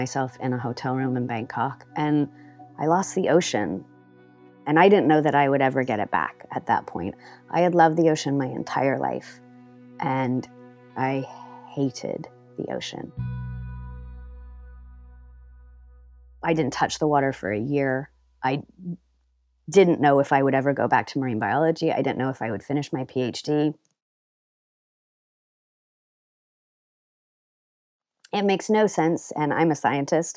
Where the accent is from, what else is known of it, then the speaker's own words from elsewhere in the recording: California, United States; now in London, United Kingdom; I am originally from California, and I now live in London with my three kids.